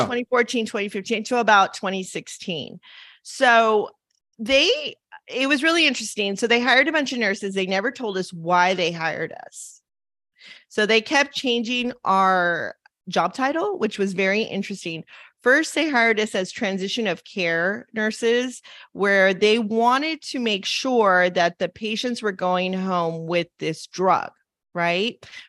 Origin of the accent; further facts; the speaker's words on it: Los Angeles, California, United States; growing up in Los Angeles